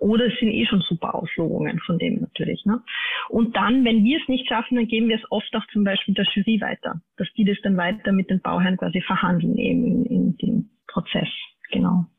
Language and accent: German; Austria; bei uns in Österreich